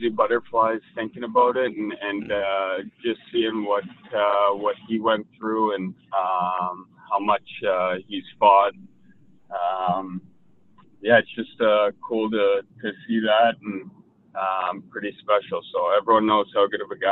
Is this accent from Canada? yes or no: yes; Toronto, Ontario, Canada; moved away; as an Ontario kid and growing up in Toronto